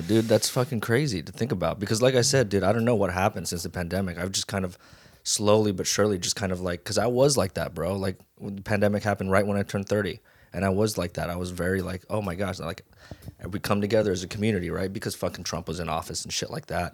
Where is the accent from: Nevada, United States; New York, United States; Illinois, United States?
Nevada, United States; Las Vegas; moved away as an adult; also born or lived in Hawaii; now in Los Angeles, United States; I was born in Hawaii and raised in Vegas